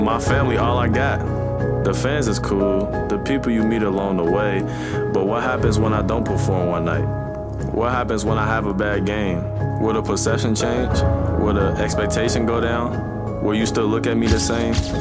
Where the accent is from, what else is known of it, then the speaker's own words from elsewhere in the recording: Cincinnati, Ohio, United States; I was born and raised in Cincinnati, Ohio